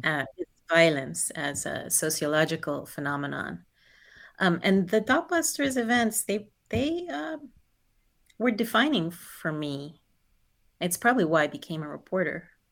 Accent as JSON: {"language": "English", "region": "New Jersey", "country": "United States", "tie": "born or raised there", "also_born_or_lived": "Guyana"}